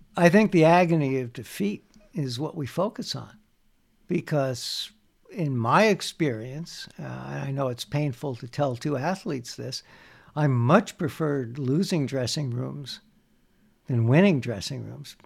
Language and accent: English; New Jersey, United States; moved away as an adult; also born or lived in Bayonne, New Jersey / Bound Brook, New Jersey; now in Montreal, Canada; growing up in New Jersey, I was in Bound Brook, New Jersey at the time